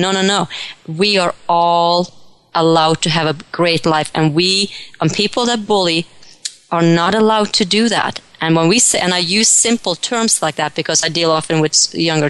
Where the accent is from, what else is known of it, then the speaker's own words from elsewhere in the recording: Norway; moved away; when I was a little girl back in Norway, I grew up in Norway, I was about 10, 12 years old